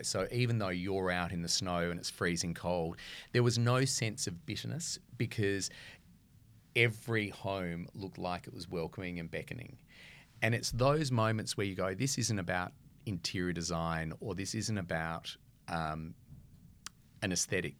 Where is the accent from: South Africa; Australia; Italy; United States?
Australia; Adelaide, South Australia; moved away as an adult; now in Melbourne, Australia; growing up in Adelaide